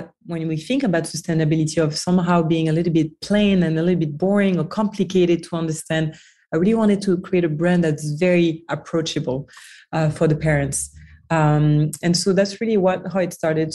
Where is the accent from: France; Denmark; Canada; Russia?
France; moved away as an adult; also born or lived in New York, United States / Washington DC, United States / Dubai / Hong Kong; So I'm from France originally. I grew up in France, studied in France.